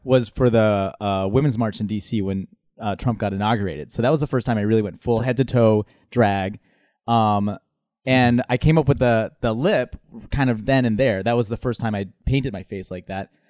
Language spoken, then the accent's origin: English; Minnesota, United States; moved away as an adult; also born or lived in Manila, Philippines / Dubai, United Arab Emirates / Honduras / Chicago; now in New York, United States; Then Minnesota, that's where I, my formative years